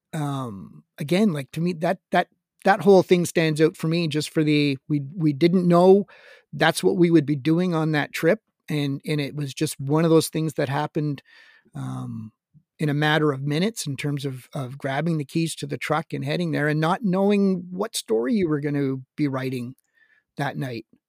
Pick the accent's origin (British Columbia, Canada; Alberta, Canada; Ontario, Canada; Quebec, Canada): Quebec, Canada; Montreal; as a kid growing up in Montreal